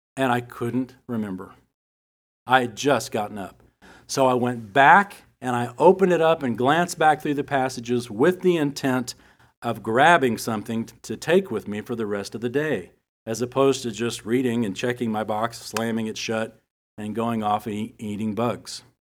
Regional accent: United States; us here as Americans, especially as American Christians

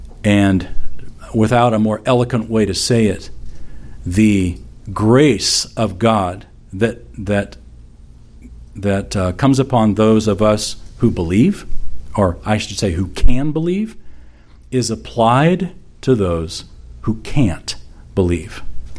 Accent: the Bible Belt of the United States, United States; growing up in the Bible Belt of the United States of America.

